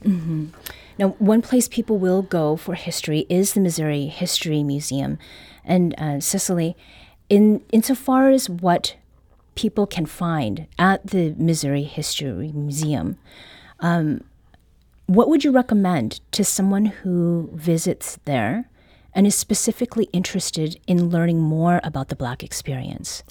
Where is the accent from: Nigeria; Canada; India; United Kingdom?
Canada; now in Saint Louis, United States; I was born and raised in Canada